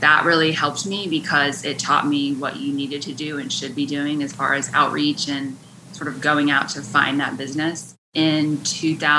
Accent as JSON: {"language": "English", "region": "West Virginia", "country": "United States", "tie": "born or raised there", "moved": "as an adult", "lives_now": "Wilmington, United States", "said": "I grew up in West Virginia"}